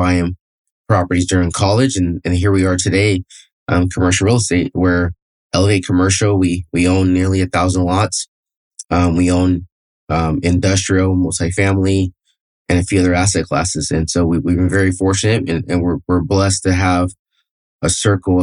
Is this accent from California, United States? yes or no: yes; Fresno, California, United States; also born or lived in Palmdale, California / San Luis Obispo, California; I was born and raised in Fresno, California, which is the central coast of California